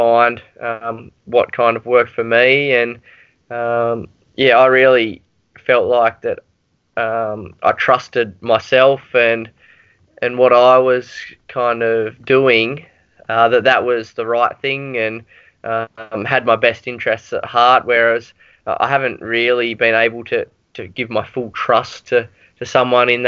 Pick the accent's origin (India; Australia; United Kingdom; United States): Australia; as an Australian